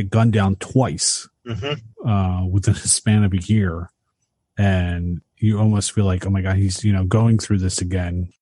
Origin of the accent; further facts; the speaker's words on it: Philadelphia, Pennsylvania, United States; growing up in Philadelphia